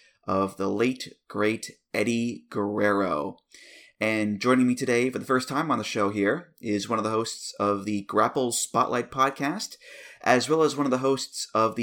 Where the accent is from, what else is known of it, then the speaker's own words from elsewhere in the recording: United States; as an American